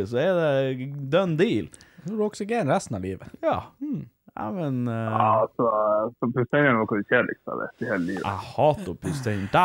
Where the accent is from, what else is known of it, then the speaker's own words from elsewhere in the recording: Norway; Vi er jo samer sjøl.